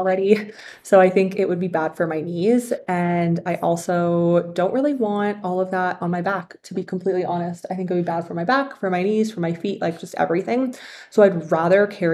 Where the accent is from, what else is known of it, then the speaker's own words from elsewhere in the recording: Canada; moved away as an adult; also born or lived in China; I was born and raised in Canada